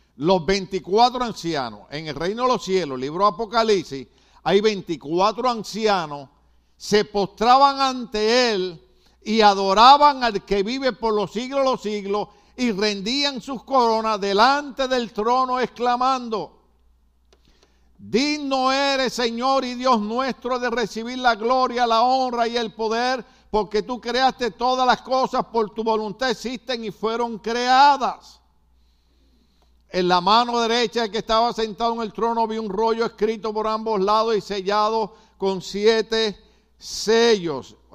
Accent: Puerto Rico; moved away; yo me crié en una época en Puerto Rico que el cine costaba cinco centavos

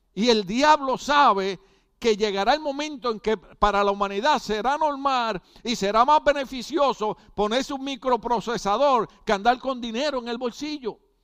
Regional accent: Puerto Rico; yo pertenecía a un partido revolucionario político en mi país

